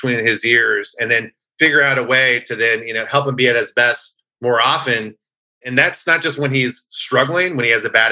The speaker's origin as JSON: {"language": "English", "region": "California", "country": "United States", "said": "I'm from California"}